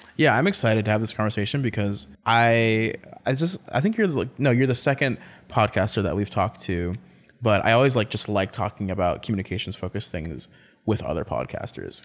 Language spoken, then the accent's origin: English; North Carolina, United States; now in Washington, D.C., United States; I'm from North Carolina, I'm from the South